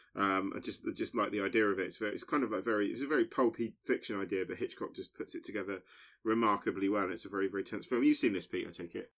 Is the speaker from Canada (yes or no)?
no; Basingstoke, South East England, United Kingdom; moved away; very excited to be back in my hometown